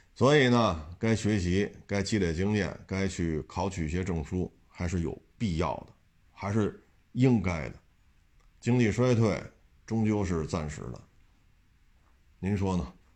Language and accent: Chinese; China; 我们中国人不能说就必须啊不许吃鱼、虾、螃蟹